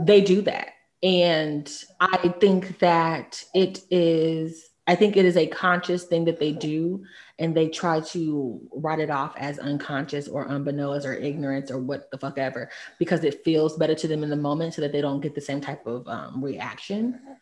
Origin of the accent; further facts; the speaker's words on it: Texas, United States; moved away as an adult; also born or lived in New York; coming from Texas, the only people of Hispanic descent that I had met, or Latin descent, were from Mexico